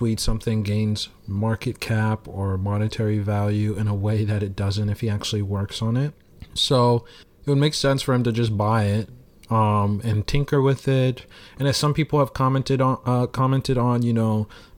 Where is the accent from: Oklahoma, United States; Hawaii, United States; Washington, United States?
Oklahoma, United States; I'm from Oklahoma